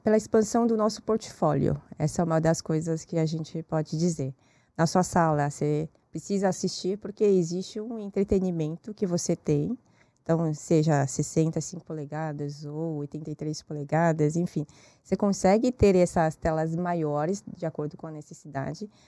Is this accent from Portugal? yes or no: no; South Korea; Portuguese is a second language; now in Brazil; Eu nasci na Coreia.